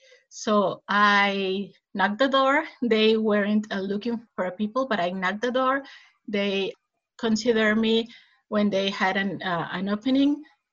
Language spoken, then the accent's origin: English; Sonora, Mexico; also born or lived in Mexico City; I'm Mexican-American. I grew up in Sonora, which is a state in the border with Arizona.